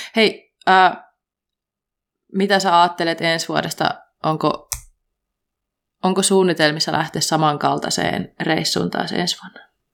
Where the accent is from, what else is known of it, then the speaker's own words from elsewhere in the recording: Kuopio, North Savo, Finland; moved away; mä olin Kuopiossa ja mä oon Kuopiosta kotoisin